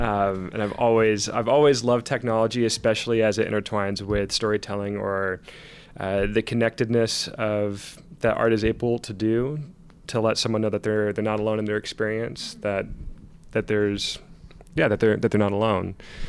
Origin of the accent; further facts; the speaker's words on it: Seattle, Washington, United States; So I grew up in the Seattle area, Egyptian American.